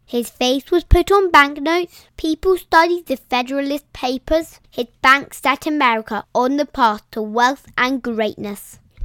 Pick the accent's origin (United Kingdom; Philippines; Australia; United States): United Kingdom; We are British.